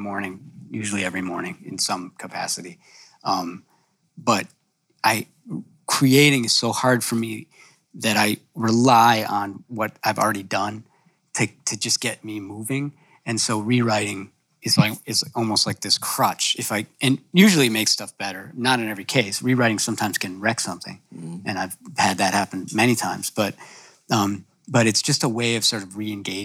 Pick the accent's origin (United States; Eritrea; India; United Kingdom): United States; Illinois; We're from Illinois.